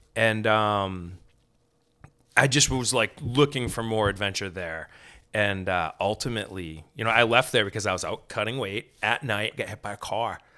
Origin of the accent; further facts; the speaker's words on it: Maine, United States; We're from Maine.